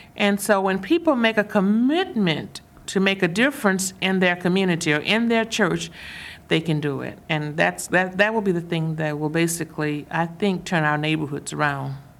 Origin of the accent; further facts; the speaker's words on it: Mississippi, United States; I'm from the South, I'm from Mississippi